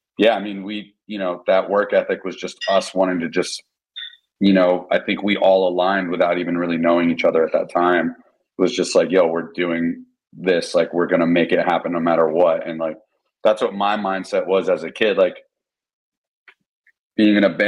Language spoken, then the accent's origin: English; New Jersey, United States; moved away; I was from New Jersey. I was raised in New Jersey